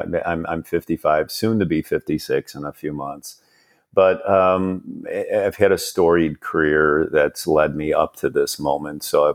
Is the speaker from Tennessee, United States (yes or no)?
no; Chicago, Illinois, United States; moved away as an adult; now in Palo Alto, United States; I was born and raised in Chicago. Although you and I are talking, I sit here in Palo Alto, California now. So I'm a Chicago guy, born and raised there.